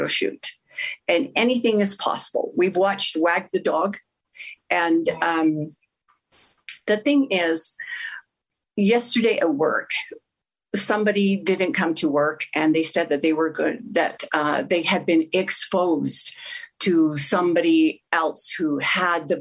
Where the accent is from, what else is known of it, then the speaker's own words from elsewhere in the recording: Sandy, Utah, United States; I'm a native from Utah, and was born and raised in Sandy